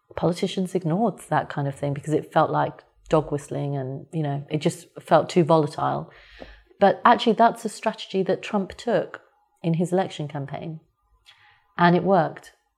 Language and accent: English; United Kingdom; I was born and brought up here. And in every way, I consider myself British